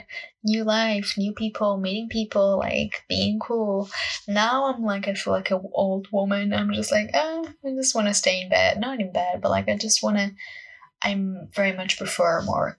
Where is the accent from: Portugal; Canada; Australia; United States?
Portugal; English is a second language; now in United Kingdom; English is not my first language. I am Portuguese and I'm studying and living in the UK currently